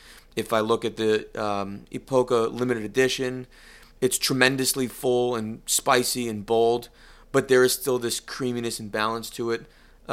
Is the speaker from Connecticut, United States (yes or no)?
yes; Connecticut, United States; No. And I come from I don't want to say a poor area, because it's certainly very rich in culture but it's not a wealthy area. When you think of Connecticut, it is not the Martha Stewart corner